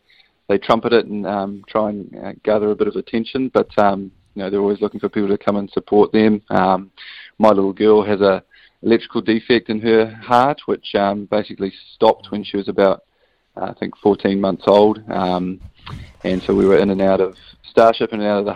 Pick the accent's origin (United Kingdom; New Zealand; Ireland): New Zealand; as a Kiwi without a European passport